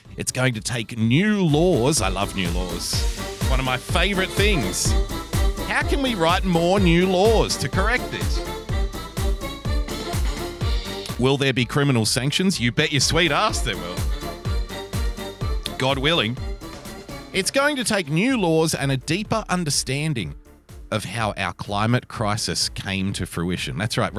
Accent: Brooklyn, New York, United States; Growing up in Brooklyn...

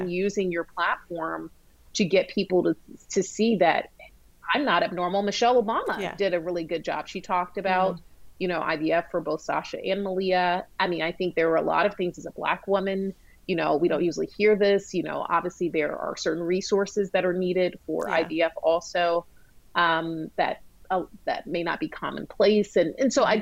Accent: Georgia, United States; as a young black girl um, growing up in Georgia

